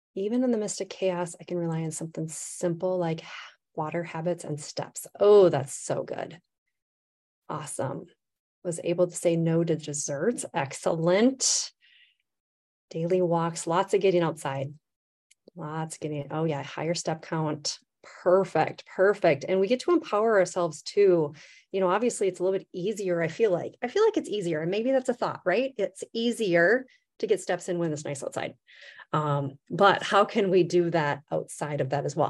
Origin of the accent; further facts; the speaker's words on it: Midwest, United States; I'm from the Midwest